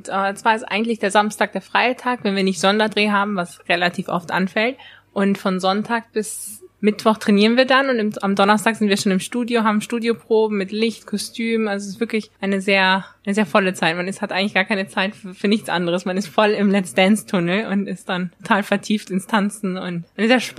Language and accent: German; Germany; Und zwar bin ich in Deutschland aufgewachsen, aber manchmal habe ich gar nicht so das Gefühl, dass man so die volle deutsche Mentalität hat